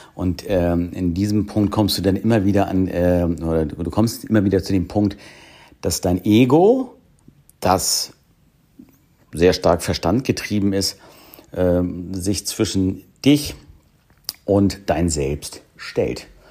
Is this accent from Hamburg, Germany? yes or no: yes; Hamburg, Germany; hier in meiner Heimatstadt Hamburg